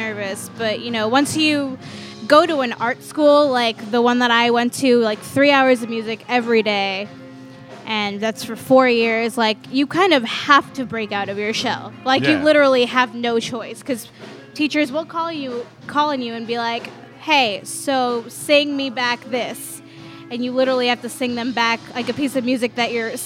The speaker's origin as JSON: {"language": "English", "region": "New York", "country": "United States", "tie": "born or raised there", "moved": "as an adult", "said": "that's still in Queens, like, where we grew up"}